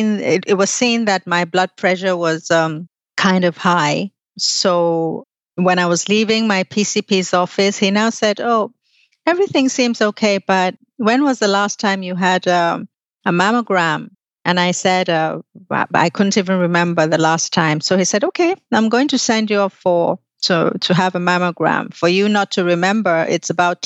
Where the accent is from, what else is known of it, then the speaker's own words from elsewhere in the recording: Nigeria; moved away; I was in Nigeria at the time. I'm Nigerian.